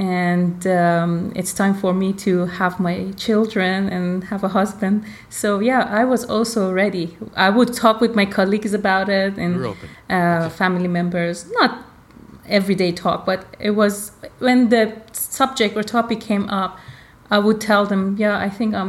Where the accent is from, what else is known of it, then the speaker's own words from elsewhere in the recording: Iran; born there; I was born in Iran.